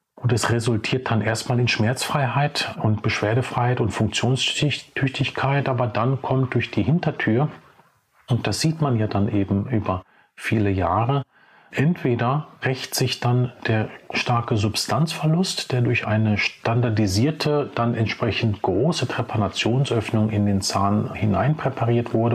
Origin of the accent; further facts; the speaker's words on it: Ruhr area, North Rhine-Westphalia, Germany; also born or lived in Czech Republic; Und hier bin ich auch einen Großteil meines Lebens aufgewachsen, in den unterschiedlichen Städten des Ruhrgebiets. Geboren bin ich allerdings in Tschechien, aber dann als wirklich kleiner Junge, also mit äh, vier Jahren dann äh, nach Deutschland gekommen